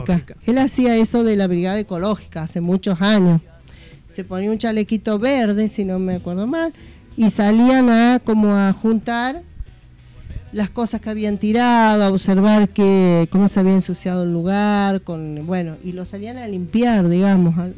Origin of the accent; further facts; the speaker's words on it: La Pampa, Argentina; moved away; allá de donde yo vengo en La Pampa era así